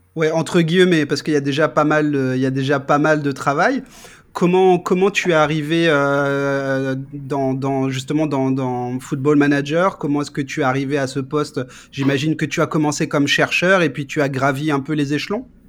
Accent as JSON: {"language": "French", "country": "France", "said": "nous, en tant que Français"}